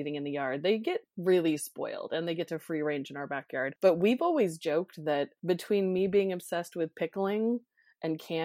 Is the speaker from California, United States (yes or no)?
yes; Los Angeles, California, United States; moved away as an adult; I'm from Los Angeles